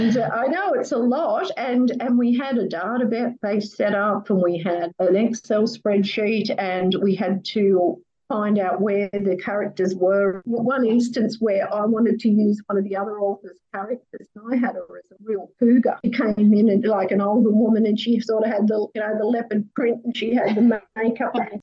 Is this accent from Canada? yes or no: no; Newcastle, New South Wales, Australia; my hometown of Newcastle